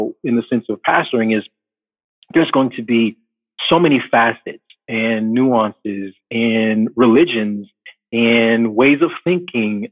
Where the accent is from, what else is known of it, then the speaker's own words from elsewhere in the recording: Chicago, Illinois, United States; also born or lived in California / Dallas, Texas; now in New Jersey, United States; I was born and raised in Chicago, moved around a little bit, California. Spent my longest time outside of Chicago in Dallas, Texas. And then recently, through God's providence, now I live in New Jersey